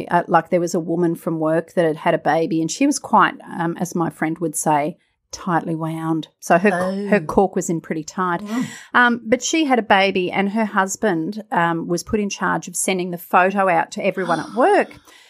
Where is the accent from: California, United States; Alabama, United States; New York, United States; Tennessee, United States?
Alabama, United States; Because I grew up in Alabama.